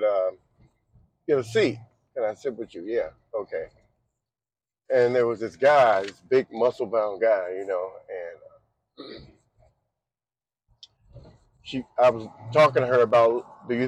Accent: Boston, Massachusetts, United States; I was born in Boston.

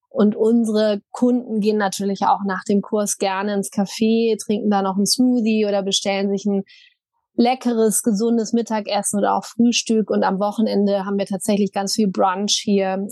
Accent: Wuppertal, North Rhine-Westphalia, Germany; also born or lived in Düsseldorf; now in Berlin, Germany; ich komme ursprünglich aus Wuppertal, bin dann relativ früh ins Ausland gegangen, habe aber viel Zeit immer in Düsseldorf verbracht

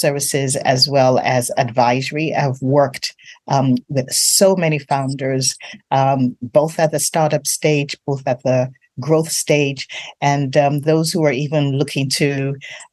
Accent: Nigeria; I'm really from Nigeria

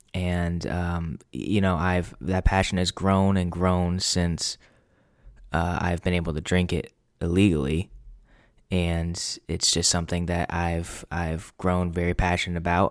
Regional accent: New England, United States; I'm twenty-four, born and raised in New England

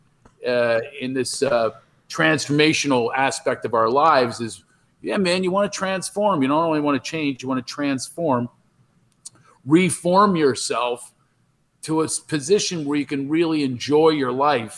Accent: Philadelphia, Pennsylvania, United States; I was from Philadelphia

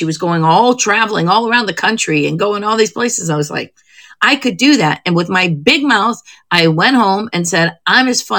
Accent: Perry, Ohio, United States; moved away; Cleveland, a little suburb of Cleveland, a little town called Perry, Ohio. It's where I filmed my last special. I went back to my old high school

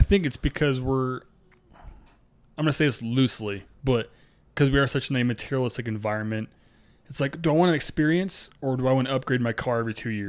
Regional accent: Boise, Idaho, United States; we grew up in the North End

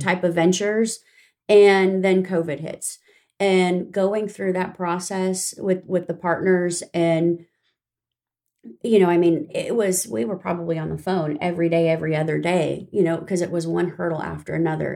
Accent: Riverside, California, United States; moved away as an adult; now in Tomball, United States; I grew up in Southern California.

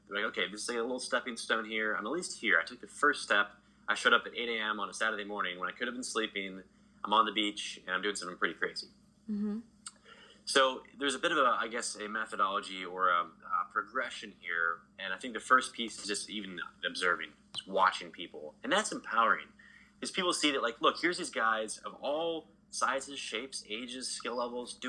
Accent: Texas, United States; I grew up in Texas

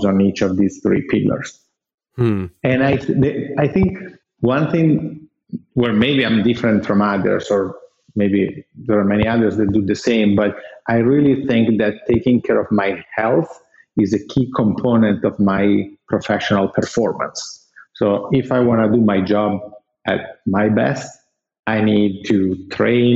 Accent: Italy; I'm Italian. I was born and raised in Italy

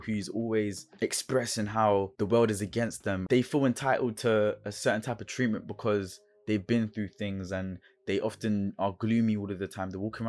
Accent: London, United Kingdom; also born or lived in Brixton / Forest Hill / Feltham; I grew up in South London. I grew up in Brixton, Fort and Heath, and even West London. I grew up in Feltham as well

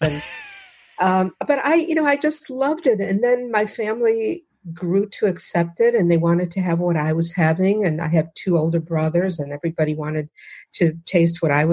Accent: outside of Detroit, Michigan, United States; I grew up outside of Detroit

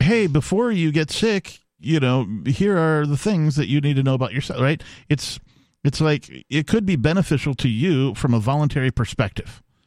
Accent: Wisconsin, United States; I am from Wisconsin

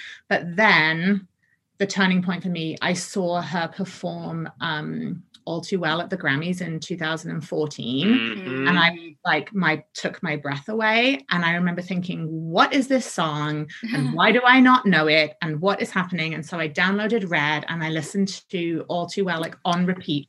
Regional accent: London, United Kingdom; now in Colorado, United States; I'm originally from London, just north of London, and my parents live here.

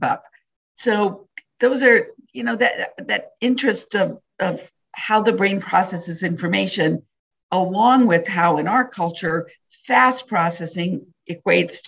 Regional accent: Wisconsin, United States; growing up in Wisconsin

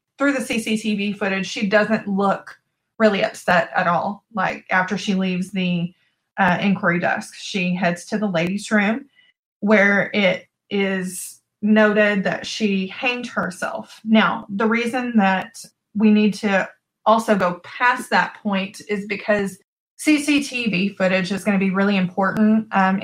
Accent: Texas, United States; I'm from Texas.

